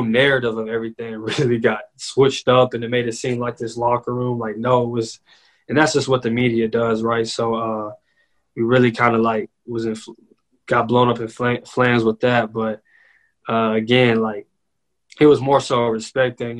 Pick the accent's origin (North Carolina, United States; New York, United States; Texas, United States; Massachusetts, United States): Texas, United States; Dallas; also born or lived in Cibolo, Texas; I was born in Dallas before I transitioned to Cibolo.